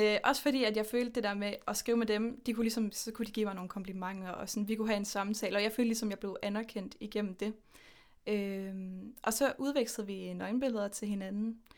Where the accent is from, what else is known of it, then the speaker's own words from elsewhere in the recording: Horsens, Central Denmark Region, Denmark; now in Aarhus, Denmark; jeg er født og opvokset i Horsens, men nu bor jeg i Aarhus med min kæreste Mathilde